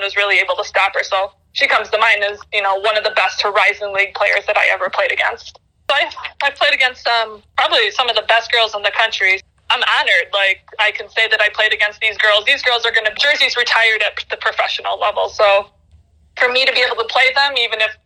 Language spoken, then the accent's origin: English; Chicago, Illinois, United States; I grew up in Illinois. Of course, I'm a Chicago kid.